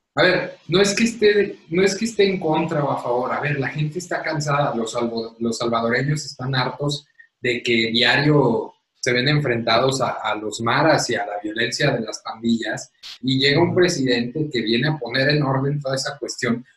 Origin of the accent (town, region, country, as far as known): Mexico